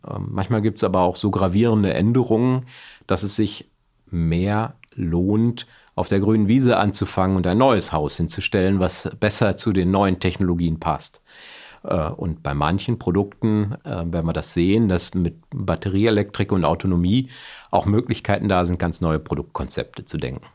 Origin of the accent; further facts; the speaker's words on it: Bielefeld, North Rhine-Westphalia, Germany; also born or lived in Aachen; komme gebürtig aus der Region, aus Bielefeld, bin also Ostwestfale, regional nicht besonders weit gekommen.